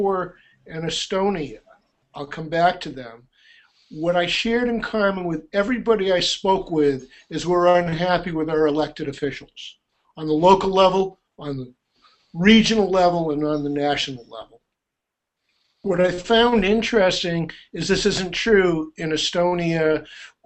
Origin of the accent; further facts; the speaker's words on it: United States; as an American